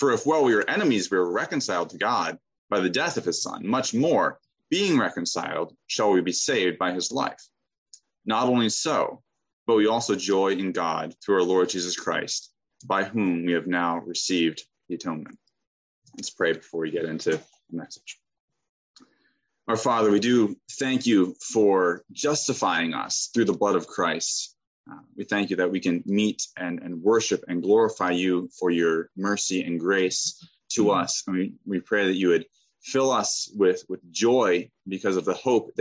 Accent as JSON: {"language": "English", "region": "Pennsylvania", "country": "United States", "said": "I'm from Pennsylvania."}